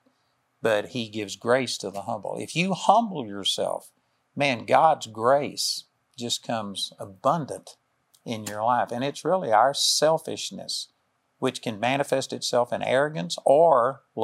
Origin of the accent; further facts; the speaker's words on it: Texas, United States; I'm a hick from Texas